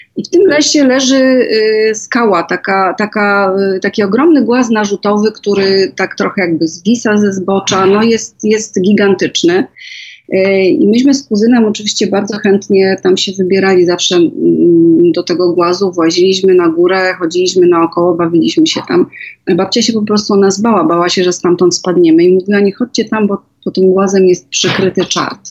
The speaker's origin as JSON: {"language": "Polish", "town": "Żywiec", "region": "Silesian Voivodeship", "country": "Poland", "tie": "born or raised there", "said": "Ja się urodziłam w Galicji, y, w Żywcu"}